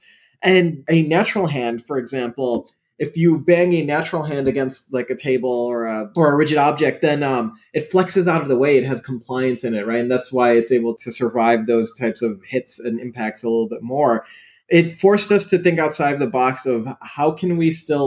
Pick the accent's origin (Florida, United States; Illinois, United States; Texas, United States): Illinois, United States; Chicago suburbs; My parents are from Pakistan. I was born in the Chicago suburbs